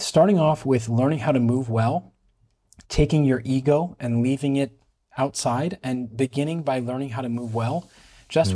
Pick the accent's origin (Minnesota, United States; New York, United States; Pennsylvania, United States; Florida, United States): Pennsylvania, United States; Pittsburgh; moved away as an adult; now in Israel; I was born and raised in Pittsburgh, Pennsylvania.